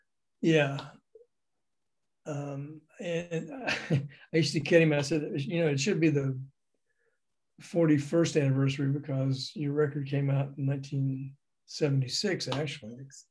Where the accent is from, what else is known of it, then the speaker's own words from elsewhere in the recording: Memphis, Tennessee, United States; moved away; I saw him on that tour in Memphis, my hometown